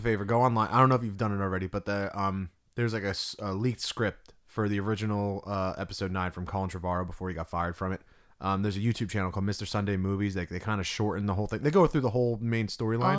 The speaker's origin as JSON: {"language": "English", "region": "New Jersey", "country": "United States", "said": "We're from Jersey"}